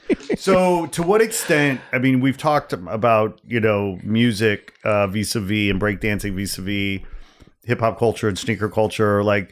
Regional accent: outside Chicago, Illinois, United States; I grew up outside Chicago.

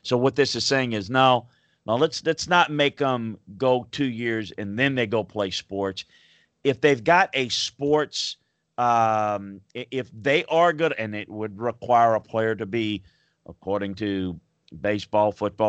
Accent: Louisiana, United States; As growing up in Louisiana, certainly the whole Pell Grant situation and how Skip Bertman built the LSU powerhouse.

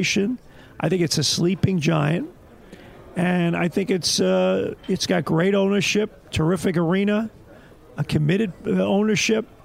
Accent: New York City, New York, United States; moved away as an adult; now in Toronto, Canada; I grew up in Brooklyn

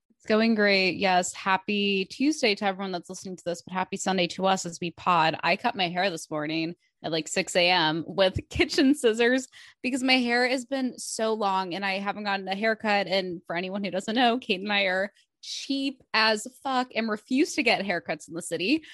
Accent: Midwest, United States; moved away as an adult; now in New York, United States; we grew up in the Midwest

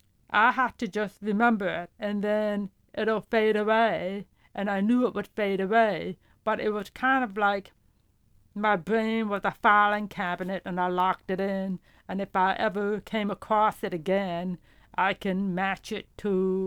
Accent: Brooklyn, New York, United States; English is a second language; also born or lived in Hungary / Hopewell, New Jersey / Baltimore, Maryland; I was born in Hungary, and I came to the United States in 1973 when I was 7 years old. And we first lived in Brooklyn, New York for about 5 years before I moved to Hopewell, New Jersey.

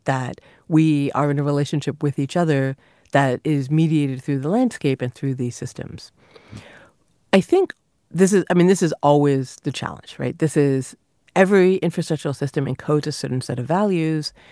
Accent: near Niagara Falls, Ontario, Canada; I grew up near Niagara Falls

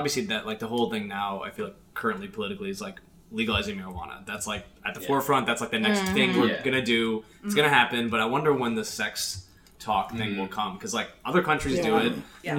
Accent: Chicago, Illinois, United States; I'm from Chicago.

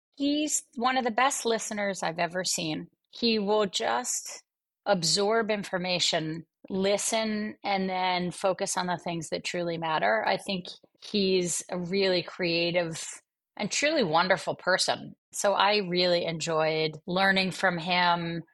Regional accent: Atlantic City, New Jersey, United States; growing up in Atlantic City, New Jersey

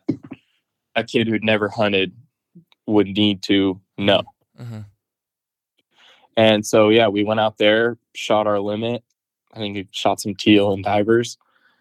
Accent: Hilmar, near Turlock, California, United States; I grew up in Houston, which is just outside of Turlock, like a small little farm town

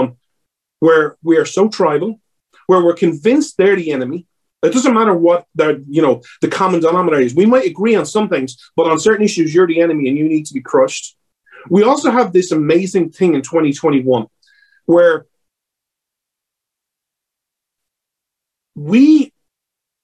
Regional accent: Ireland; accent: Irish

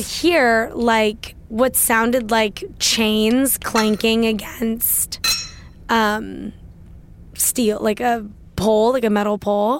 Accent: Washington, District of Columbia, United States; I grew up in Washington, D C

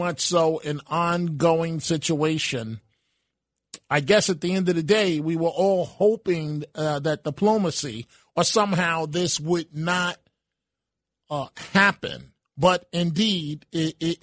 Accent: New York City, New York, United States; from one Bronx person to another

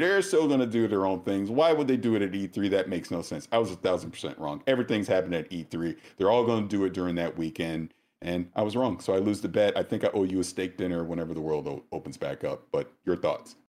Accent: the South, United States; I'm from the South

